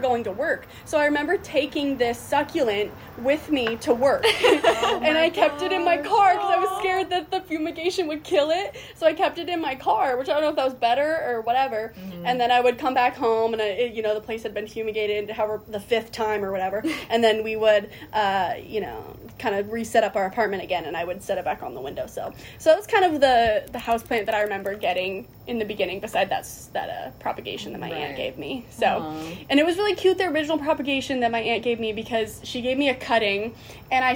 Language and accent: English; Oregon, United States; I'm from Oregon.